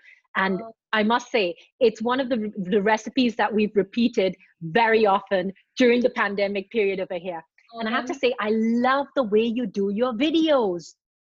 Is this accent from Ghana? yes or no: yes; Ghana; I grew up in Ghana as well.